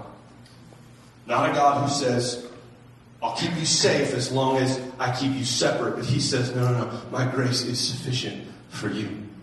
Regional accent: United States; American Christians

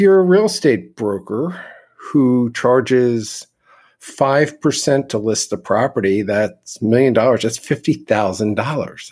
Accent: Philadelphia, Pennsylvania, United States; I am from the East Coast in Philadelphia, where my grandfather owned real estate. My parents were both in the real estate business.

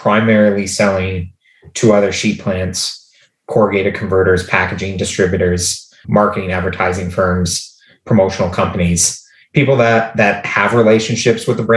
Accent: Canada; we're from Canada

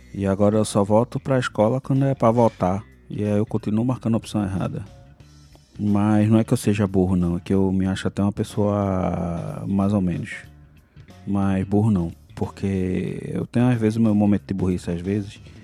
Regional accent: Brazil; como bom brasileiro

